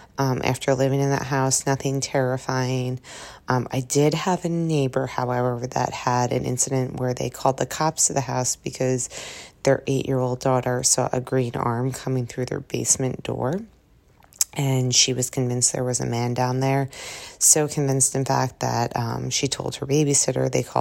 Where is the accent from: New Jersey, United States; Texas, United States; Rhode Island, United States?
New Jersey, United States; I'm from New Jersey